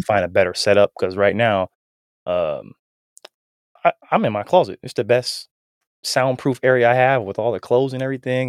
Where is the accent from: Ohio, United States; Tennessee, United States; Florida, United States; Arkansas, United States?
Ohio, United States; Canton; now in Huntersville, United States; I'm originally from Canton, Ohio